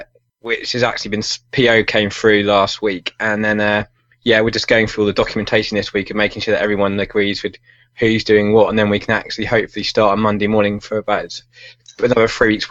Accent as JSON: {"language": "English", "country": "United Kingdom", "said": "From United Kingdoms, across the pond."}